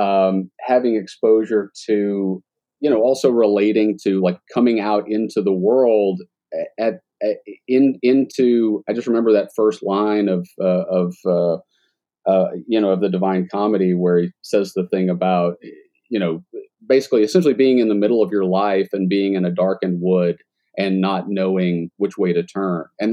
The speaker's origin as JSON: {"language": "English", "region": "Arkansas", "country": "United States", "tie": "born or raised there", "said": "I was raised in Arkansas"}